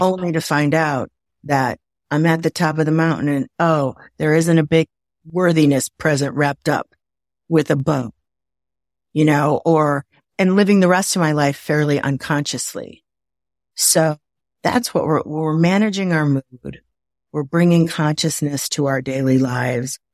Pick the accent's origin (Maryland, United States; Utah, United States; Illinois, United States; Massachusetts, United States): Illinois, United States; Waukegan; also born or lived in Napa Valley, California; now in Atlanta area, United States; I'm from Waukegan, Illinois